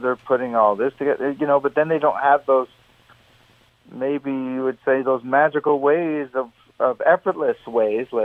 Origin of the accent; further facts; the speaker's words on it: Canada; in Canada, politically, we also, we're big on American politics as well as Canadian